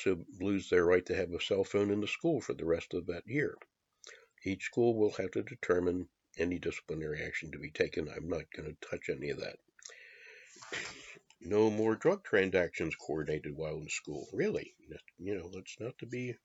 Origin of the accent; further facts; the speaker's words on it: Maryland, United States; also born or lived in Washington, D.C.; I grew up pretty much in Maryland, but born in D.C. those first years